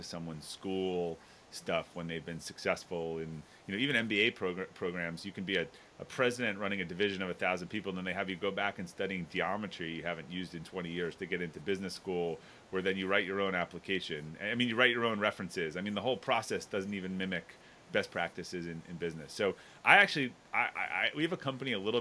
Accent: outside of Boston, Massachusetts, United States; I grew up in outside of Boston

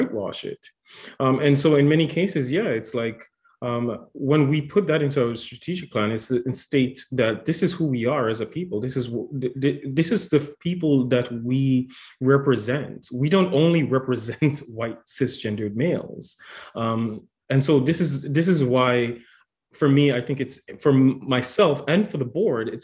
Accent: Antigua & Barbuda; moved away as an adult; also born or lived in Dominican Republic; now in Ottawa, Canada; I'm originally from the Dominican Republic, but I was raised in a small island called Antigua and Barbuda

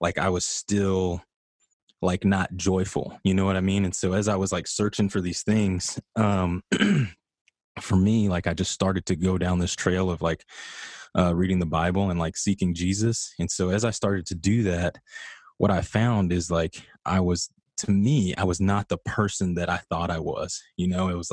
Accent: Midland, Texas, United States; moved away as an adult; I come from Midland, Texas.

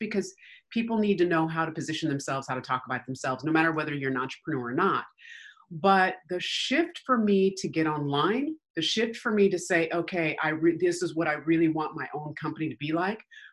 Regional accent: Denver, Colorado, United States; moved away as an adult; also born or lived in Aurora, Colorado / Littleton, Colorado; now in California, United States; I am from Denver, Colorado. And so we lived in Aurora. We lived in Littleton when I was a kid.

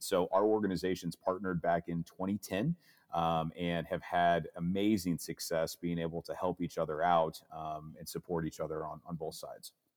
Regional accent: St. Louis, Missouri, United States; Missouri, uh, being my home state as I'm out of Saint Louis.

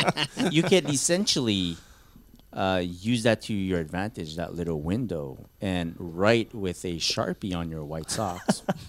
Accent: Canada; Fine. We're Canadian.

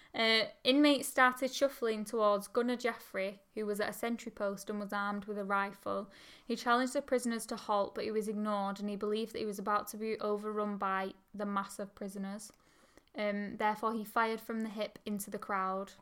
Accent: Oldham, North West England, United Kingdom; we're from Oldham

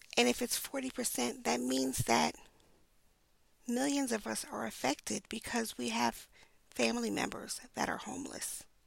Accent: New York City, New York, United States; I grew up in Brooklyn

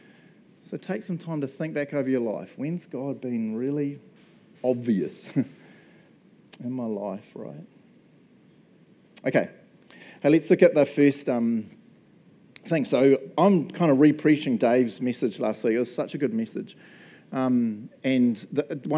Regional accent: Matamata, Waikato, New Zealand; moved away as an adult; also born or lived in Chicago; We were New Zealand. I grew up in Matamata.

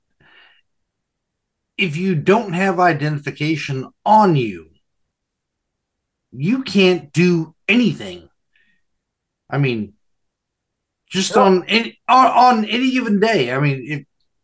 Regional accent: United States; also born or lived in California / Nevada; I grew up in California and Nevada

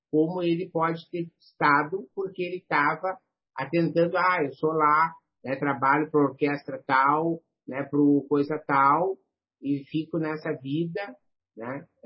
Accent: Rio Grande do Sul, Brazil; acho que é porque eu sou gaúcho

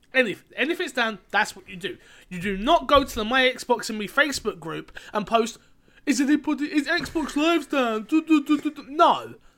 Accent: London, United Kingdom; I'm from London

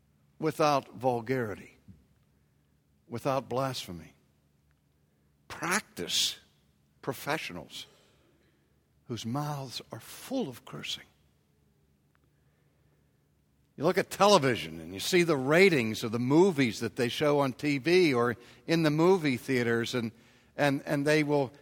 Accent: Pittsburgh, Pennsylvania, United States; You know, I grew up in Pittsburgh, and I maybe heard my father curse once if he hit his thumb with a hammer.

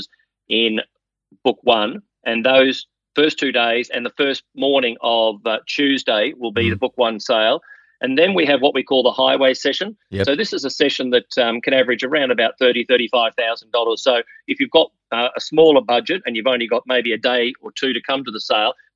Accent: Brisbane, Queensland, Australia; I grew up in Brisbane

